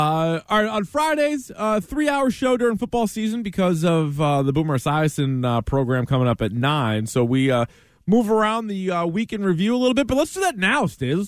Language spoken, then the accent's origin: English; New Hampshire, United States; I'm from New Hampshire